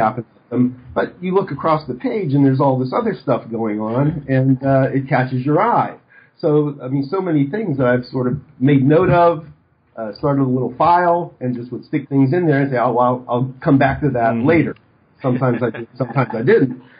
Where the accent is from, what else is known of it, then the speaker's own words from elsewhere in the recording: Western Pennsylvania, United States; moved away as an adult; also born or lived in Arizona; I grew up in Western Pennsylvania